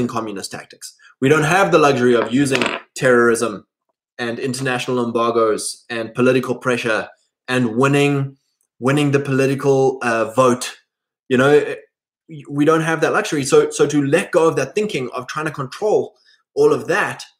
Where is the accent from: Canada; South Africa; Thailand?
South Africa; us white boys gain nothing by identifying as a South African